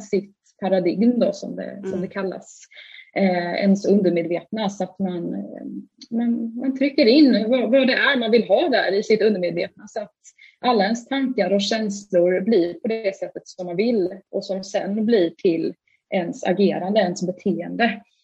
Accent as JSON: {"language": "Swedish", "town": "Stockholm", "region": "Stockholm County", "country": "Sweden", "moved": "yes", "lives_now": "Halmstad, Sweden", "said": "jag är ju från Stockholm från grunden. Mm. Eh, mm men bor ju i Halmstad idag."}